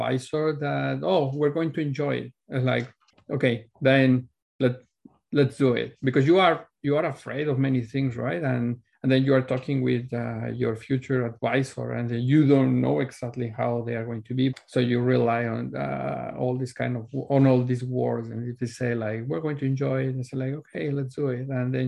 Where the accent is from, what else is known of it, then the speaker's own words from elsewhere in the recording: Mexico City, Mexico; moved away as an adult; now in Vancouver, Canada; I was born and raised in Mexico City.